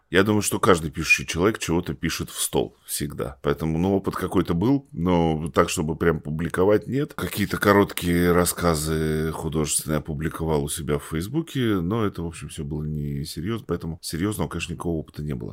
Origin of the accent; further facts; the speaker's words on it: Tomsk, Tomsk Oblast, Russia; я родился в Томске, вырос, я, собственно говоря, вся моя жизнь здесь прошла